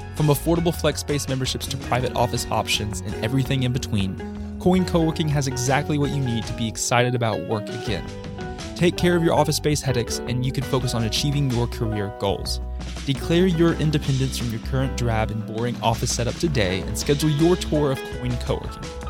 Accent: Huntsville, Alabama, United States; I've grown up in Huntsville my entire life. Haven't left, went to school here myself too

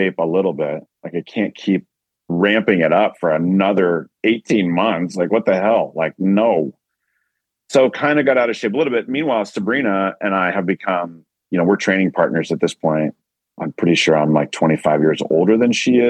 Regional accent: Newport Beach, California, United States; I grew up in Newport Beach

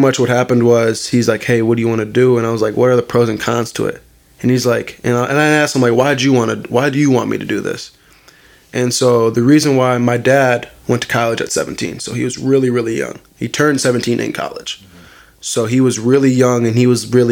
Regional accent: Green Bay, Wisconsin, United States; also born or lived in Appleton, Wisconsin / Neenah, Wisconsin; I was born in Green Bay, born in West Apeer. Me and my mom, we grew up there for a couple of years until my stepfather stepped in. But we were West Apeer made. I mean, I was there till 8th grade

